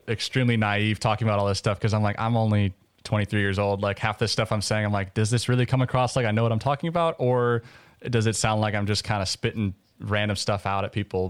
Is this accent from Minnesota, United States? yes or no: yes; Minnesota, United States; moved away as an adult; now in Oxford, United States; I grew up in Minnesota